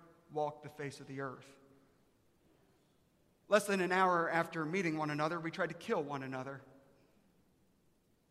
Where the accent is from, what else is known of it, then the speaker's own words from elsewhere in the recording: Aiken, South Carolina, United States; now in Texas, United States; I'm from Aiken, South Carolina.